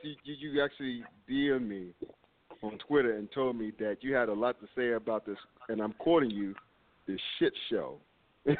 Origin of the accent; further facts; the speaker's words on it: North Carolina, United States; now in Cincinnati, United States; I grew up in North Carolina